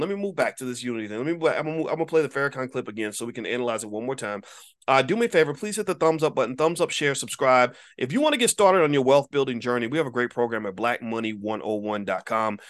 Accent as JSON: {"language": "English", "town": "Louisville", "region": "Kentucky", "country": "United States", "tie": "born or raised there", "said": "in Louisville, Kentucky, my hometown"}